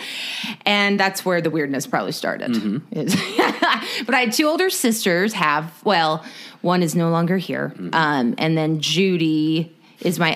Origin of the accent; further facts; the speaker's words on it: Corona, California, United States; I moved from Corona.